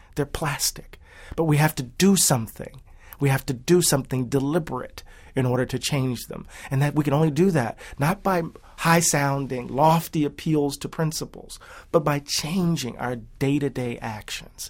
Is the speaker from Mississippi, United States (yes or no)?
yes; Moss Point, Mississippi, United States; moved away as an adult; also born or lived in Atlanta, Georgia; growing up in Mississippi, when my dad was hired at the post office